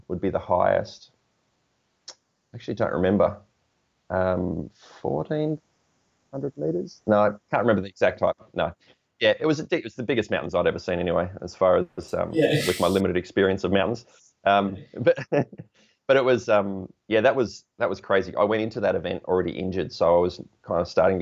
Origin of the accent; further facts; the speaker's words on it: Portland, Victoria, Australia; my hometown of Portland, which is 375 kilometres